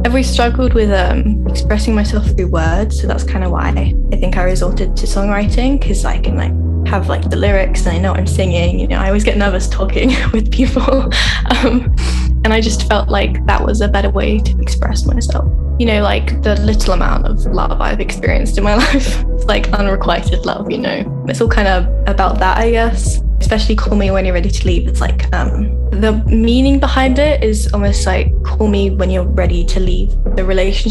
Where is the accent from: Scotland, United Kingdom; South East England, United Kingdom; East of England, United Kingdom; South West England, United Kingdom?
South East England, United Kingdom; Brighton; I'm from England, Brighton. I've always lived here